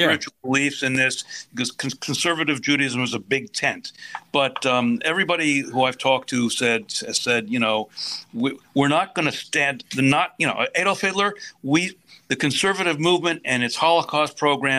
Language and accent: English; Pittsburgh, Pennsylvania, United States; I grew up in Pittsburgh